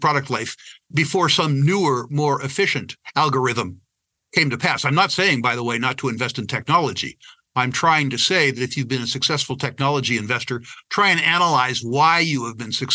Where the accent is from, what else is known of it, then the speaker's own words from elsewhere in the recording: San Jose, California, United States; I was born in San Jose, California, downtown Silicon Valley